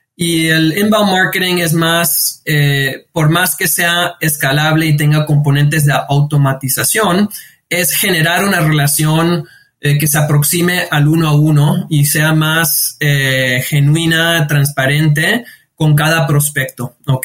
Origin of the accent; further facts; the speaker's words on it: New York, United States; yo, yo nací, me nací, crecí en, en New York de, padres eh, inmigrantes